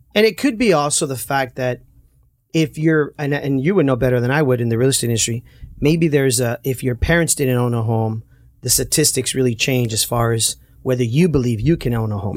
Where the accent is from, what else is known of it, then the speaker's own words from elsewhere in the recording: Santa Ana, California, United States; Growing up in Santana, a lot of our friends, you know, ended up at Century High School